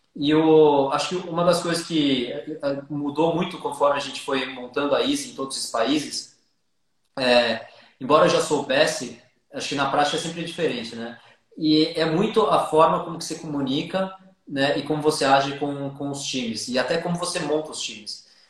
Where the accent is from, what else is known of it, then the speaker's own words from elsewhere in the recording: São Paulo, Brazil; sou, sou paulistano aqui e sou paulistano